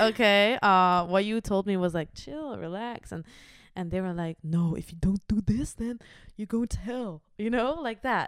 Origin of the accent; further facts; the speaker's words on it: Achterhoek, Gelderland, Netherlands; now in The Hague, Netherlands; From the Achterhoek